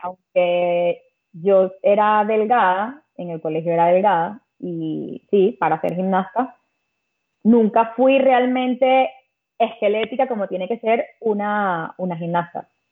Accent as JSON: {"language": "Spanish", "town": "Caracas", "region": "Capital District", "country": "Venezuela", "also_born_or_lived": "Malta", "moved": "as an adult", "lives_now": "Spain", "said": "yo soy de Caracas"}